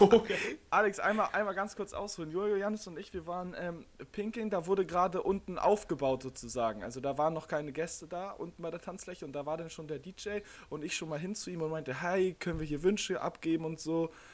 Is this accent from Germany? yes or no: yes; Niendorf, Hamburg, Germany; ich komme aus Niedorf